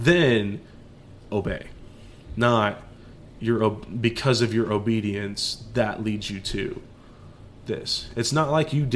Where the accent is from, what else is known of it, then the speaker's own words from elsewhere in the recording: Dallas, Texas, United States; we're from Dallas, Texas